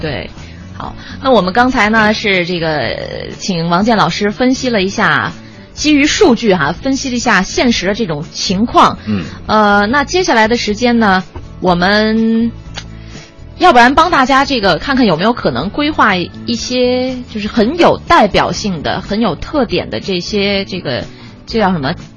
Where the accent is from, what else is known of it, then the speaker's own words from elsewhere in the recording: Beijing, China; 我为什么还是选择就是在我的这个出生的地方来工作呢